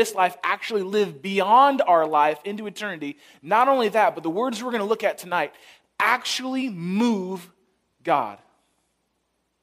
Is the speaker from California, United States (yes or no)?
yes; San Francisco, California, United States; now in Chicago, United States; I grew up in San Francisco